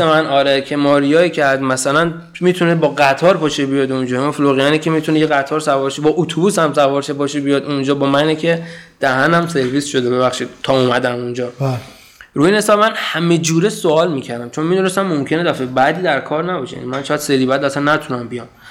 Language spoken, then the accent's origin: Persian; Iran; moved away; من مثلا از ایران اومدم